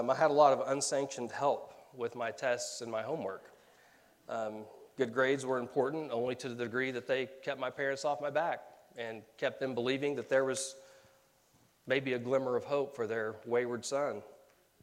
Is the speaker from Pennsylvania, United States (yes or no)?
no; Tulsa, Oklahoma, United States; moved away as an adult; my hometown of Tulsa